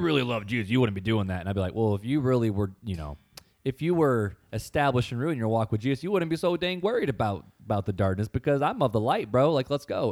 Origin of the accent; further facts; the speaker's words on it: Hammond, United States; I grew up in Hammond